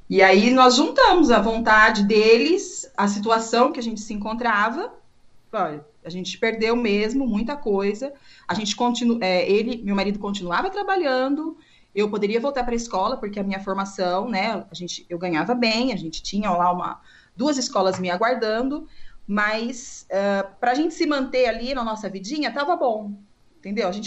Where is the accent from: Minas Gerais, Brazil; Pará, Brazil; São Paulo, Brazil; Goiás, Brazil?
São Paulo, Brazil; Americana; moved away as an adult; now in Bridgeport, United States; Bom, é, eu sou de Americana, São Paulo